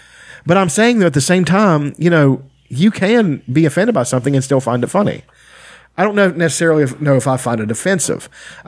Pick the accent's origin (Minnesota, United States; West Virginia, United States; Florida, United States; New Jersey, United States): West Virginia, United States; Appalachia; We're poor whites from Appalachia.